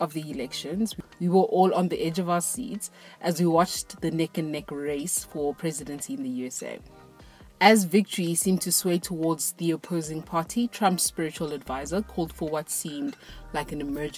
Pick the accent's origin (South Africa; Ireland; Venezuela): South Africa; I'm not American, I'm South African